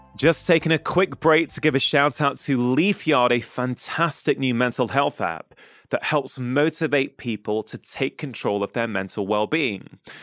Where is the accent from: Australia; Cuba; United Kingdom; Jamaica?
United Kingdom; as a kid growing up in the U K